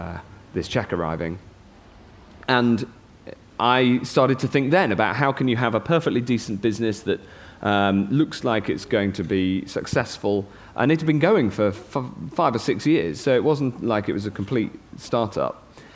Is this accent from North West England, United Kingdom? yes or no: yes; Chester, North West England, United Kingdom; accent: Cheshire; So I lost my Cheshire accent. It was a chance to start again, actually. It was a chance to... I met a completely new group of friends. Just the opportunities were unbelievable. And coming from quite a provincial town, Chester's lovely. It's a great place to grow up.